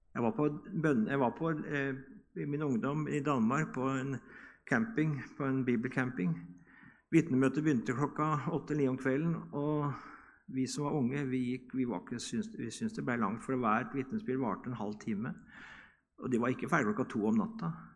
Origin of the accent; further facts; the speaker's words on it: Norway; Hjemme på Bedresund, når vi var små, så var det søndagsskole klokka ti